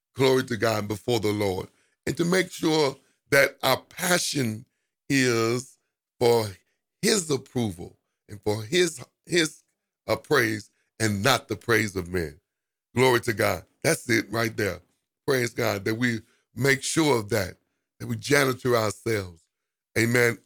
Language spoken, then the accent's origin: English; United States; we as African American